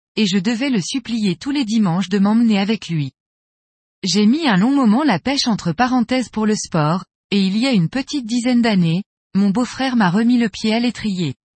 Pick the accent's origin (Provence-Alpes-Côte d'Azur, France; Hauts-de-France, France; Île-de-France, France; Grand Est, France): Grand Est, France; Metz; je suis de Metz en Moselle, est de la France. Ma belle région